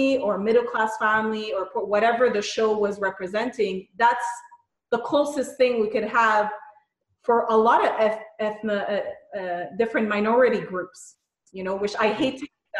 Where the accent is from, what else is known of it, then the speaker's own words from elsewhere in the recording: Montreal, Quebec, Canada; I grew up in NBG in Montreal